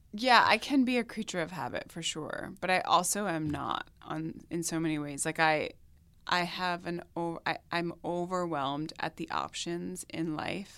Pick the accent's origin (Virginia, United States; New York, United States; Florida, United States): New York, United States; Long Island; moved away; where I grew up on Long Island